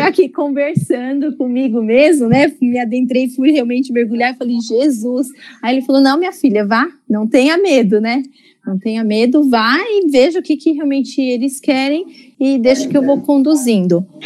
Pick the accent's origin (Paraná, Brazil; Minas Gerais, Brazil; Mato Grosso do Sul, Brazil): Mato Grosso do Sul, Brazil; Campo Grande; now in São Paulo, Brazil; eu não sou de São Paulo, né? Eu sou de Campo Grande